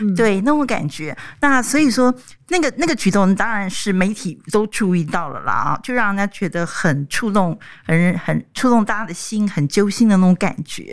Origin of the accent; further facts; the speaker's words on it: Taiwan; 我们台湾人